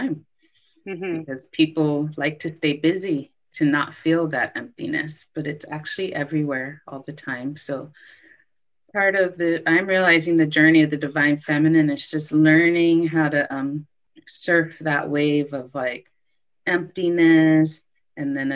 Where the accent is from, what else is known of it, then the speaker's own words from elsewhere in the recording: Los Angeles, California, United States; moved away as an adult; also born or lived in Brooklyn, New York; I moved back home to Los Angeles